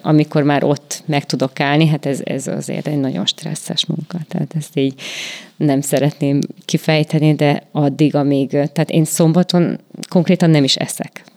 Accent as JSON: {"language": "Hungarian", "town": "Salonta", "region": "Bihor County", "country": "Romania", "moved": "yes", "lives_now": "Békéscsaba, Hungary", "said": "nálunk ugye nagy szalontán az volt a divat"}